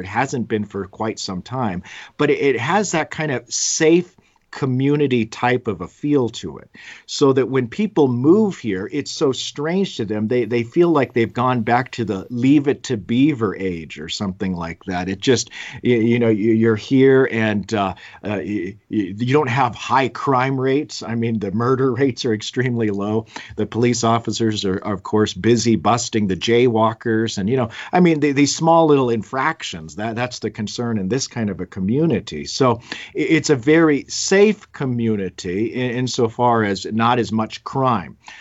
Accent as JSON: {"language": "English", "town": "Los Alamos", "region": "New Mexico", "country": "United States", "tie": "born or raised there", "also_born_or_lived": "Fort Wayne, Indiana / San Francisco", "said": "I'm from Los Alamos. I went to high school here."}